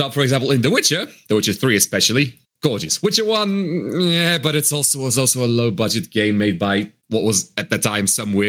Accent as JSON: {"language": "English", "country": "Poland"}